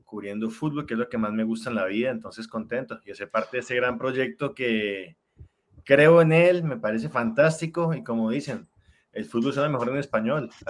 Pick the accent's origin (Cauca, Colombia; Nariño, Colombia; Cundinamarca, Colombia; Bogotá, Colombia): Cauca, Colombia; Popayán; born there; soy de Colombia, como ya me presentaron. Nací en Popayán, que hay suroccidente, pegadito a Cali.